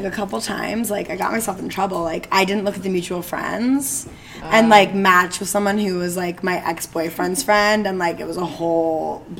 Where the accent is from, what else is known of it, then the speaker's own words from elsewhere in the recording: Bedford, New York, United States; Yeah, and we grew up in Bedford, New York, to be a little more specific about the Westchester.